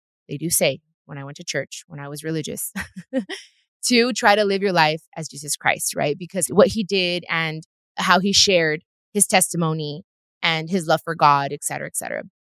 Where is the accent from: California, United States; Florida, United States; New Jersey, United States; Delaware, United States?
California, United States; Long Beach; I was born in Long Beach. I'm from L.A., but I'm also 100% Mexicana. I wasn't born in Mexico